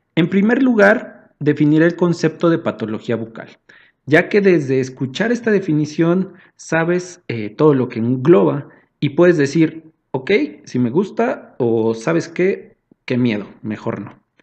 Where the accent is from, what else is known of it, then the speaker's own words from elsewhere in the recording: Mexico City, Mexico; somos de acá de la Ciudad de México